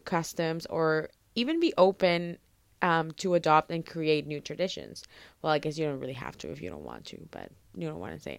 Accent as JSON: {"language": "English", "country": "Venezuela", "tie": "born or raised there", "moved": "yes", "lives_now": "Canada", "said": "growing up in Venezuela, we never really celebrated Thanksgiving"}